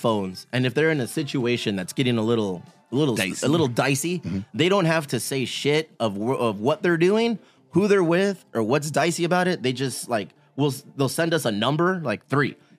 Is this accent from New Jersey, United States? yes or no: no; Bonita, California, United States; I grew up in Bonita, so it was like, it was a cornucopia of people